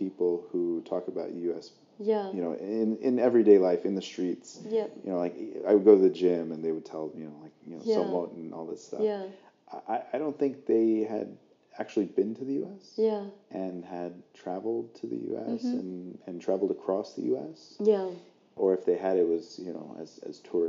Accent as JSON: {"language": "English", "country": "United States", "also_born_or_lived": "Vietnam", "moved": "as an adult", "said": "I tell them, U.S."}